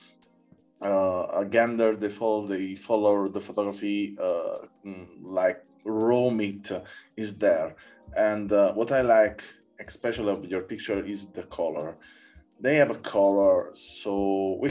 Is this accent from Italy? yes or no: yes; Naples, Campania, Italy; my hometown in Naples